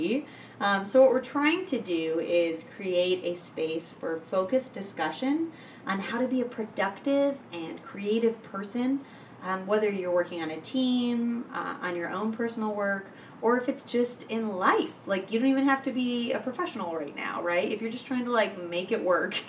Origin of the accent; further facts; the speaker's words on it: Michigan, United States; I come from Michigan.